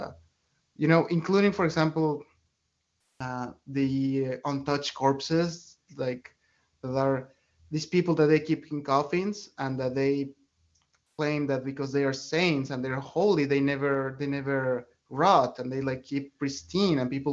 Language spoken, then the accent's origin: English; Mexico City, Mexico; I grew up in Mexico City, where we have like a huge Catholic tradition